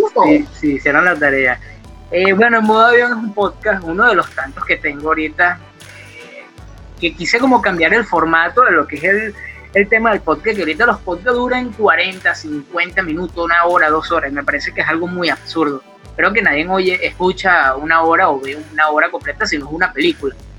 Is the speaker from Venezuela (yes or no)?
yes; Venezuela; moved away as an adult; also born or lived in Colombia; cuando yo salgo de Venezuela y llego en este caso a Colombia